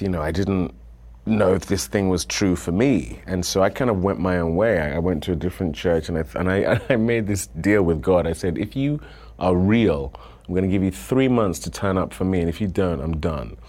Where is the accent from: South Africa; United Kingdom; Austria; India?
United Kingdom; moved away as an adult; now in United States; moving here as a Brit